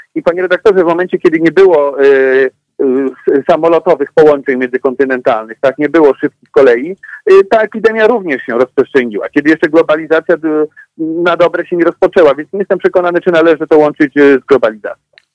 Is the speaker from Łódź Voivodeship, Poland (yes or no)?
yes; Łódź, Łódź Voivodeship, Poland; ja pochodzę z Łodzi e, i tutaj mamy silnie rozwinięty sektor IT